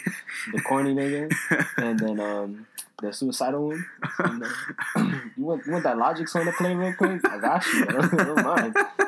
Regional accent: New York City, New York, United States; I'm from Brooklyn.

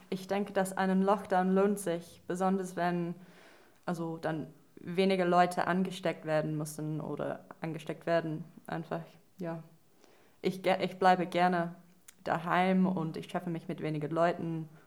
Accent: England, United Kingdom; German is a second language; now in Germany; Ja, und eigentlich komme ich aus England und obwohl ich gerade in Deutschland wohne, will ich ein bisschen über die aktuelle Situation in Großbritannien berichten.

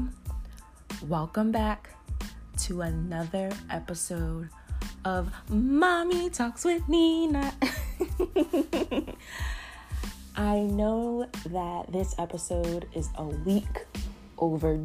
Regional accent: New Jersey, United States; I am from New Jersey, and I live in New Jersey

